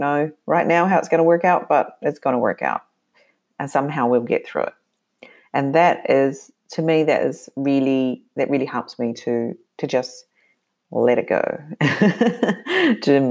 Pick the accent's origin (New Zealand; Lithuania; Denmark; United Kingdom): New Zealand; moved away; I grew up living in New Zealand. I grew up being very mobile, though, within that country.